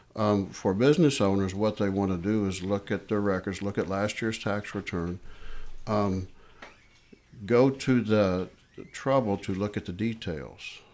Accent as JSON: {"language": "English", "town": "Hendersonville", "region": "Tennessee", "country": "United States", "tie": "born or raised there", "said": "an office out here in Hendersonville, which is my hometown"}